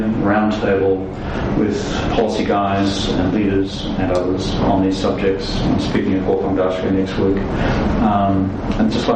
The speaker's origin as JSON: {"language": "English", "country": "Australia", "said": "I'm from a minor parish called Australia."}